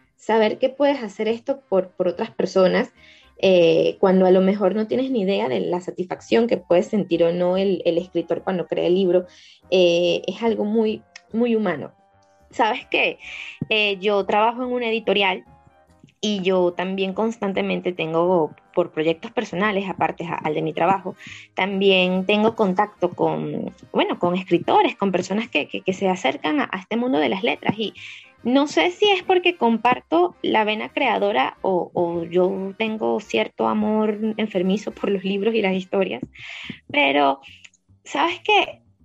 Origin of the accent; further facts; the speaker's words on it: Caracas, Capital District, Venezuela; yo crecí en Caricuao, que es una zona popular cercana a, Antímano